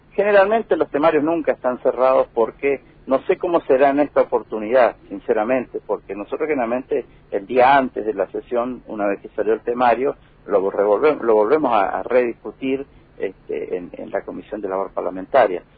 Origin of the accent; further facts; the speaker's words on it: Argentina; somos de una provincia importante la, del de la República Argentina